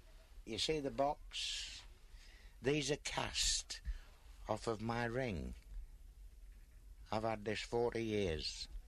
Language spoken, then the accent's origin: English; London, United Kingdom; Originally, I come from Covent Garden Market. I used to stand in the West End. I used to be a barrow boy.